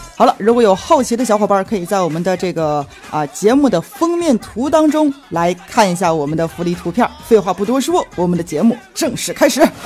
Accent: China; 这主要我是中国人呐，所以我也模仿不好啊

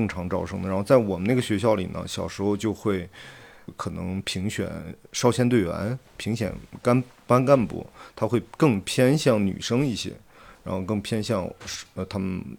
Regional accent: Xining, Qinghai, China; 然后我小时候是在东区长大，是在那个穆斯林社区长大，我上学就在清真大寺旁边的那个那个学校，

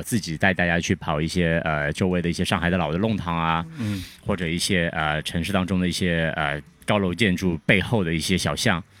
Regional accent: Shanghai, China; 对，我是上海人。

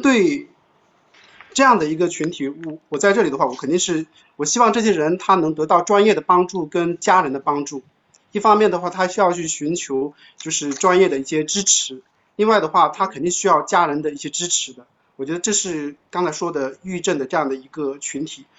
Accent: China; 我们中国人

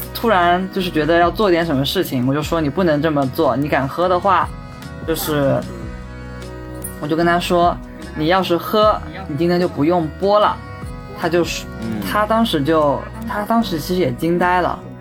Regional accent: Ningbo, Zhejiang, China; 我是宁波人

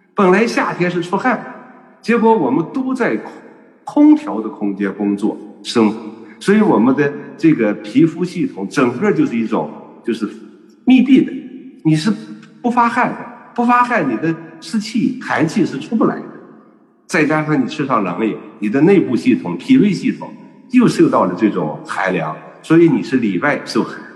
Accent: Shanxi, China; 比如说我们山西人

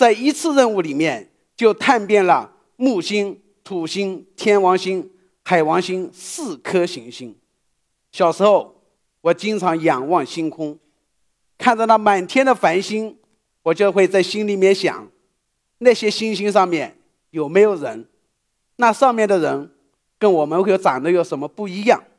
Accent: Shaoxing, Zhejiang, China; 一九七七年，我出生在浙江绍兴。

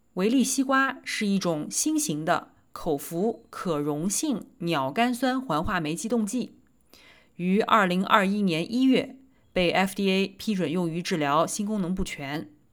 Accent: Nanjing, Jiangsu, China; 我来自南京

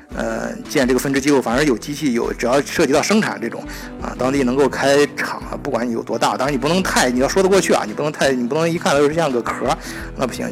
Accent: China; 像我们中国人都知道的

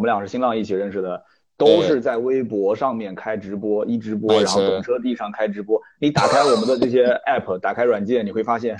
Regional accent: China; 我们大陆这边

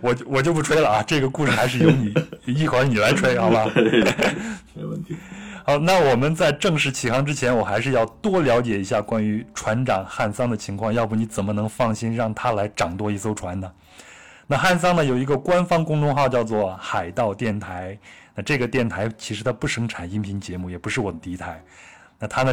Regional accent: Luoyang, Henan, China; 我老家在河南洛阳，我老家那边就是山区了，就小时候从来没有见过大海

